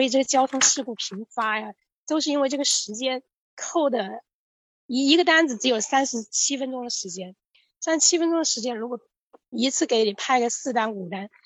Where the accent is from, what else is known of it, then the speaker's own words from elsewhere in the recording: Hubei, China; moved away as an adult; now in Shanghai, China; 我来自湖北，在上海这个浦东新区这边做美团外卖骑手已经两年了